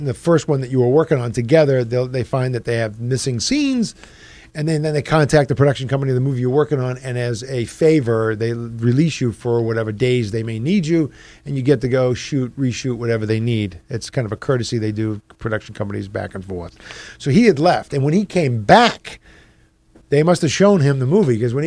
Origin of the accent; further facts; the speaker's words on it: Boston, Massachusetts, United States; moved away; I'm a Greek from Boston